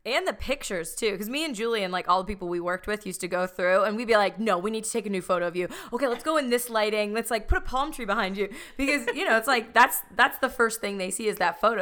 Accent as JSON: {"language": "English", "town": "Chicago", "region": "Illinois", "country": "United States", "moved": "yes", "said": "traveling home to, like, Chicago"}